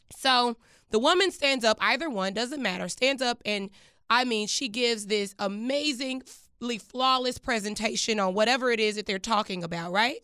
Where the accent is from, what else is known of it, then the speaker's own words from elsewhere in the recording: Dallas, Texas, United States; moved away; also born or lived in Washington, D.C.; I grew up in Dallas, Texas